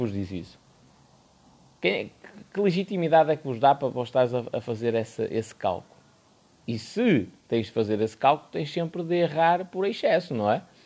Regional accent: Porto, Norte, Portugal; eu sou do Porto

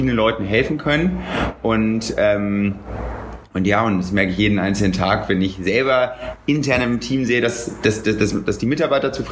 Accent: Cologne, North Rhine-Westphalia, Germany; Ich bin ähm, ursprünglich aus Köln.

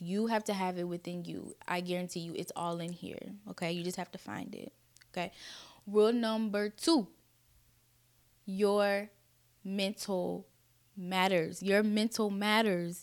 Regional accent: Kansas City, United States; I was born and raised in Kansas City

